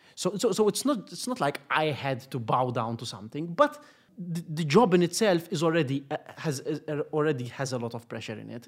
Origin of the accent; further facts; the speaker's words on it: Gozo, Malta; I just was born on the island by chance.